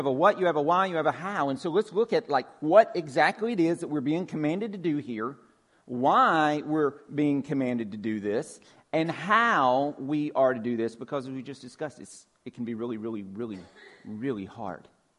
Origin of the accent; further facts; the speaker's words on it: Georgia, United States; just like my accent grows thicker when I get around my cousins and my family in Georgia